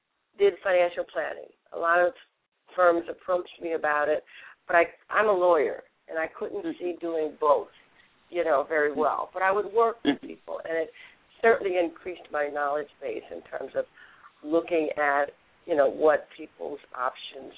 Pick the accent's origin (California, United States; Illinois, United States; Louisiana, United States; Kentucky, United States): Louisiana, United States; moved away as an adult; also born or lived in Texas / New York / St. Thomas, U.S. Virgin Islands / Nashville; raised in Louisiana